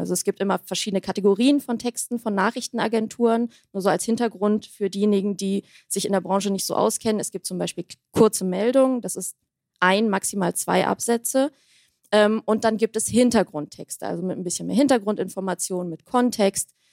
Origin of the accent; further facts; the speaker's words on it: Armenia; meine Heimat, mein Volk, mein Land